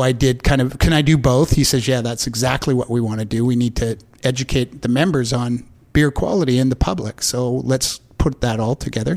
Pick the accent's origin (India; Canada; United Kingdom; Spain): Canada; Vancouver, British Columbia; I grew up in Vancouver